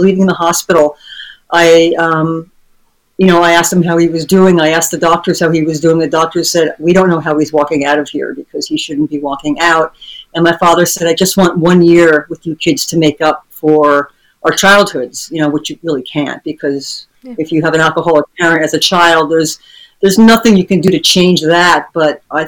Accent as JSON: {"language": "English", "region": "New Jersey", "country": "United States", "tie": "born or raised there", "also_born_or_lived": "New York", "moved": "yes", "said": "I was born in New Jersey, but I lived in New York"}